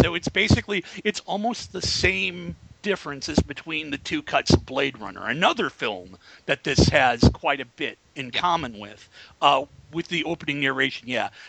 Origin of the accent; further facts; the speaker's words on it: Chicago, Illinois, United States; I come from the Chicago area.